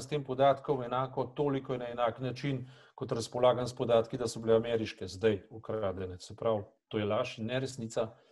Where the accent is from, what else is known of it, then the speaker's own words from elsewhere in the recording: Slovenia; smo bili lahko ponosni na to, da smo Slovenci